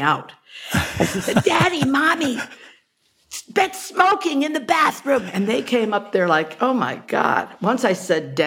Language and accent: English; Hawaii, United States; now in New York, United States; I was born and brought up in Hawaii